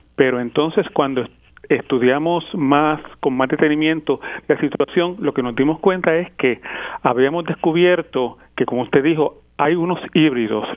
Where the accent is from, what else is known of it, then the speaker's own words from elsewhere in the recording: San Juan, Puerto Rico; moved away as an adult; also born or lived in Berkeley, California; now in Las Vegas, United States; yo nací, me crié en Puerto Rico, en el área de Villa Palmeras, en Santurce